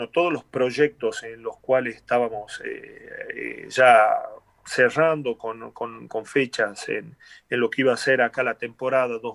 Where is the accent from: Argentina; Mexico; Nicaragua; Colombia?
Argentina; yo como buen previsor, como argentino acostumbrado a a, estos eh, sube y baja